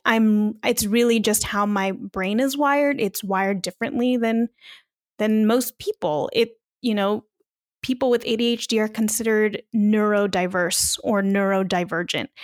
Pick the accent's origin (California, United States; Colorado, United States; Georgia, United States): California, United States; Long Beach; moved away as an adult; now in Las Vegas, United States; podcaster based in Las Vegas, but I am originally from Long Beach, California